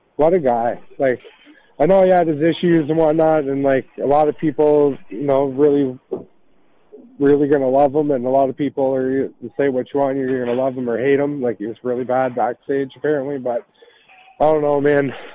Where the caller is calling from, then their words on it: Canada; I'm just calling from Canada here